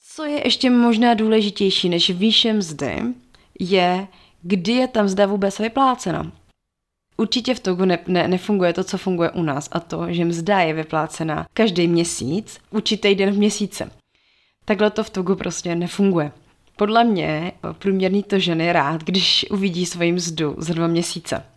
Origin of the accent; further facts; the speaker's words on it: Czechia; u nás v Čechách